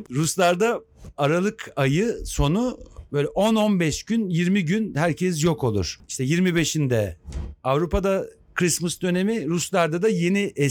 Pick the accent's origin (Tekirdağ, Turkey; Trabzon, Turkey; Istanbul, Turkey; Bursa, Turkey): Tekirdağ, Turkey; O yani onun için Tekirdağ çok makuydu. Tekirdağlıyım bu